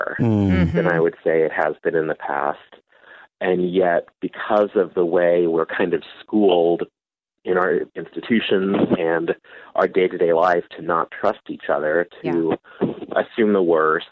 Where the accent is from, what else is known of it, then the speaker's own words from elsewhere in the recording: Lincoln, Nebraska, United States; I live in my hometown of Lincoln, Nebraska.